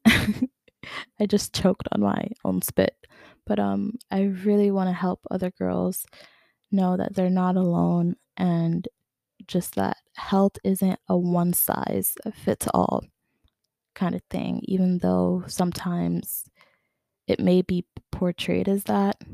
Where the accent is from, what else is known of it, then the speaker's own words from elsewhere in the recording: New York City, New York, United States; now in Long Island, United States; I'm originally from Queens, but I recently moved to Long Island.